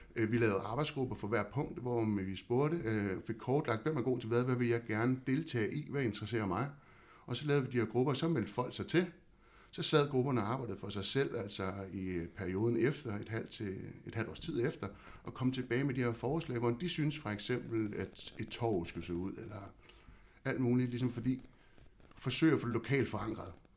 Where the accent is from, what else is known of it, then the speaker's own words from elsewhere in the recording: Havnsø, Zealand, Denmark; jeg er født og opvokset i Havnsø og bor derude i dag